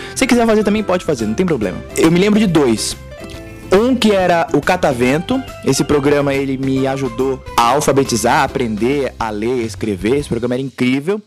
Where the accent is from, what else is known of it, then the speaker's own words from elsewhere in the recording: Brazil; a gente é brasileiro